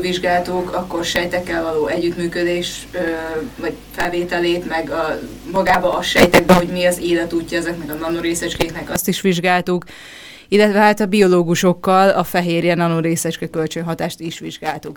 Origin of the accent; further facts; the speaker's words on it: Hungary; also born or lived in Budapest; magyarok vagyunk